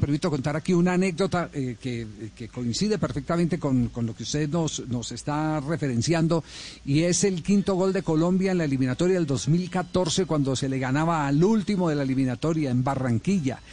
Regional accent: Argentina

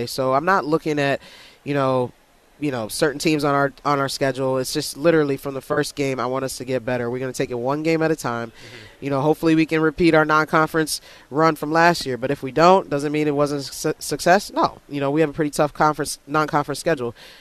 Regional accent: Herndon, Virginia, United States; I grew up in Northern Virginia.

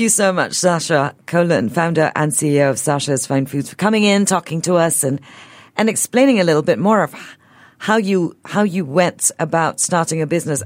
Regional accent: Singapore; As a Singaporean

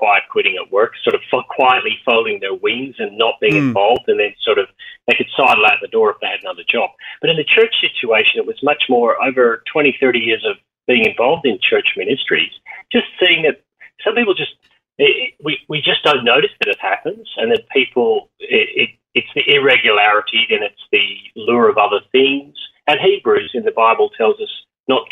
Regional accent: Northern Ireland, United Kingdom; now in Australia; I grew up in Northern Ireland

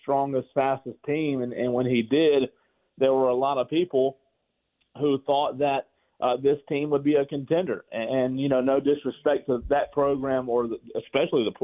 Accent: Spartanburg, South Carolina, United States; I grew up in Spartanburg.

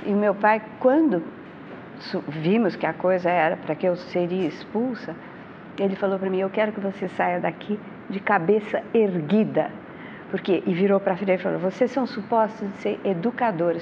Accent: São Paulo, Brazil; Eu nasci em Higienópolis

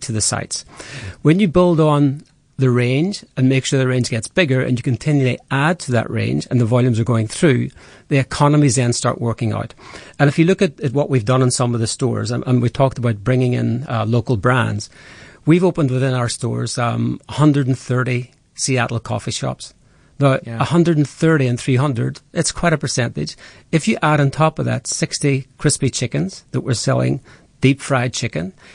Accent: Ireland; accent: Irish; now in South Africa; my accent's Irish

